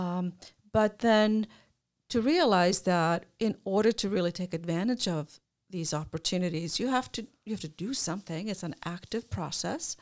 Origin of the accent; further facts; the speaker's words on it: Iceland; moved away as an adult; I grew up in Iceland